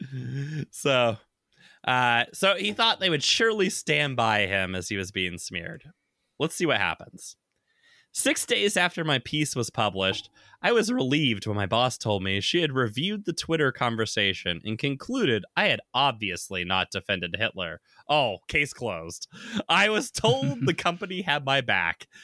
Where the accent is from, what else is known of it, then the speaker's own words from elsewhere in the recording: the South, United States; now in Seattle, United States; I grew up in the South